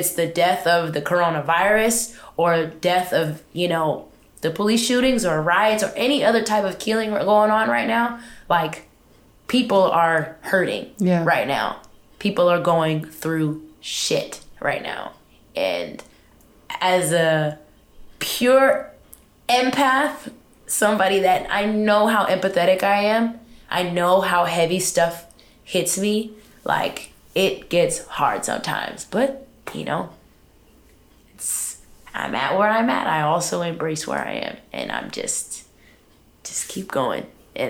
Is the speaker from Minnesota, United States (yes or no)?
no; Richmond, California, United States; As far as the location, which is, I'm from Richmond, California.